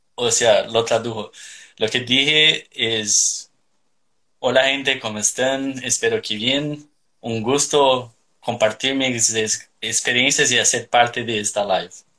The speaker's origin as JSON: {"language": "Spanish", "town": "Curitiba", "region": "Paraná", "country": "Brazil", "second_language": "Spanish", "moved": "yes", "lives_now": "Australia", "said": "Soy de Curitiba, al sur de Brasil"}